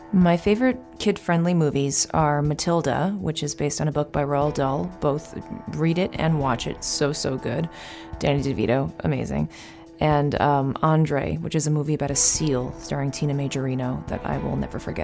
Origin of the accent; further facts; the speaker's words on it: New York City, New York, United States; I am from, uh, New York City, born and raised